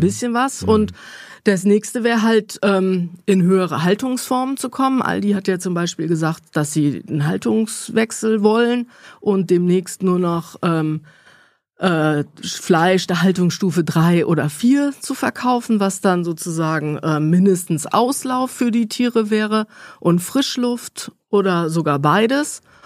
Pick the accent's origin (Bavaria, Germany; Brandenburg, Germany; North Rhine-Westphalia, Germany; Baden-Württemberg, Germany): North Rhine-Westphalia, Germany; near Cologne; moved away as an adult; also born or lived in Bonn / Valencia; Ich komme da aus dem Rheinland, aus der Ecke. Eifel hat man ja auch schon gehört. Nähe mhm. von Köln aufgewachsen